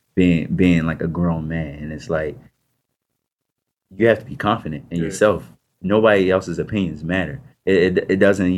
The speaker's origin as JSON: {"language": "English", "town": "Baltimore", "region": "Maryland", "country": "United States", "tie": "born or raised there", "said": "I grew up in Baltimore"}